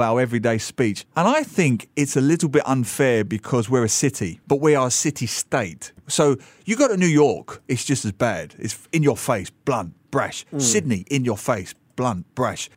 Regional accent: England, United Kingdom; now in Singapore; I come from England

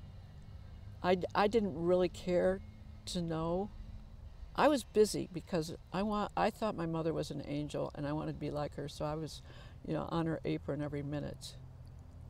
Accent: Muskegon, Michigan, United States; I was born in Muskegon, Michigan

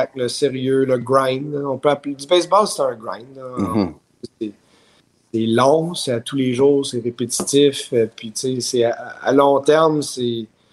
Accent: Montreal, Quebec, Canada; also born or lived in Ottawa, Ontario; I'm from Montreal, but euh, tu sais, j'ai grandi à Ottawa aussi.

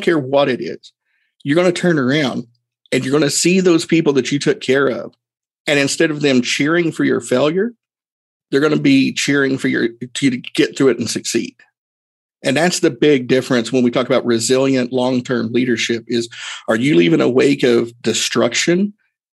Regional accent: Erwin, Tennessee, United States; my hometown, small town, Irwin, Tennessee

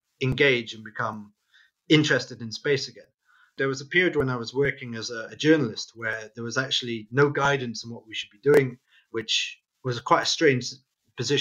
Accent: Wales, United Kingdom; growing up in Wales

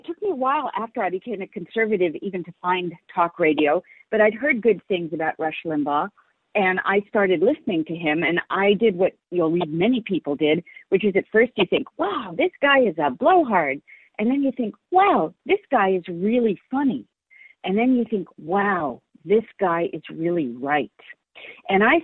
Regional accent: San Francisco, California, United States; I was raised in San Francisco and was part of the San Francisco scene

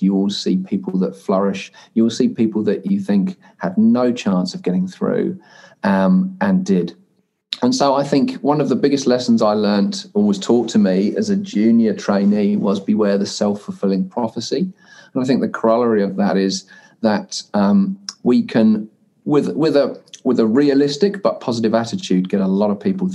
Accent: United Kingdom; moved away as an adult; now in New Zealand; as you could probably gather from my accent, being originally British and becoming a New Zealander 15 years ago

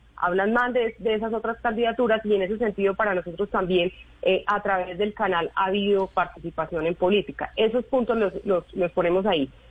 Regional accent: Medellín, Antioquia, Colombia; somos los ciudadanos de Medellín

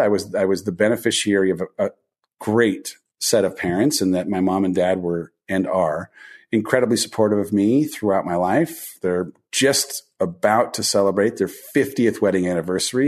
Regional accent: Southern California, United States; I grew up in Southern California, oldest of four kids

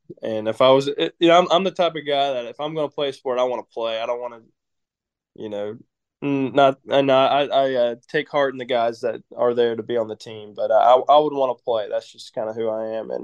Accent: Cartersville, Georgia, United States; moved away as an adult; also born or lived in Auburn, Alabama; I'm from Cartersville

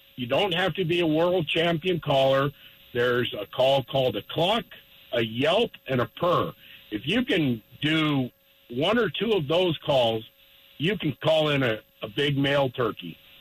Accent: Littleton, Colorado, United States; I was born and raised in Littleton, and I moved to northeastern Colorado two and a half years ago

